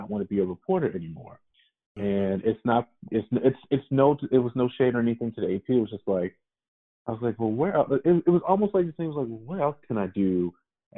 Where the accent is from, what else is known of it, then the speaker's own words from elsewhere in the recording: Baltimore, Maryland, United States; I'm from Baltimore. I grew up in Baltimore watching WBAL